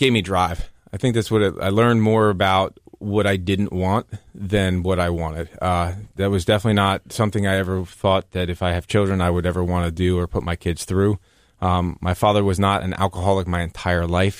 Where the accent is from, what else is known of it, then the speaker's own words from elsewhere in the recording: New Jersey, United States; growing up in New Jersey and listening to country music